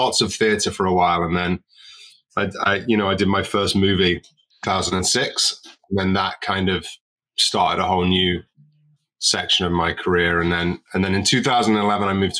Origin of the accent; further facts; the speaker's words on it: Southport, North West England, United Kingdom; now in Los Angeles, United States; I'm from Southport near Liverpool